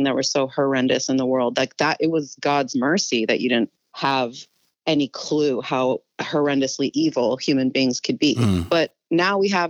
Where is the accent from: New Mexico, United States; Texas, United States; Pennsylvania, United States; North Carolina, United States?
New Mexico, United States; Albuquerque; also born or lived in Northern California; now in Los Angeles, United States; I was growing up in New Mexico originally, like that's where I was born.